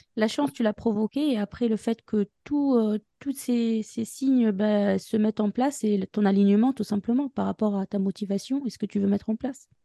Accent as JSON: {"language": "French", "country": "Tunisia", "moved": "as an adult", "lives_now": "France", "said": "je viens de la Tunisie"}